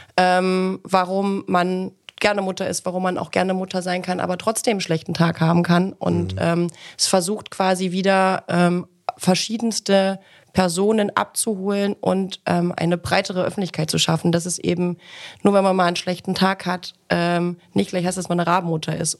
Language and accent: German; Ilmenau, Thuringia, Germany; moved away; meine Heimatstadt in den Lindenlichtspielen Ilmenau